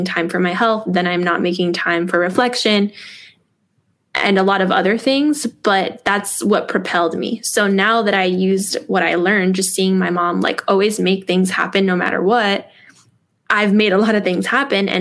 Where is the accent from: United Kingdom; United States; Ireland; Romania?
United States; New York City, New York; So I grew up in New York City in a single parent home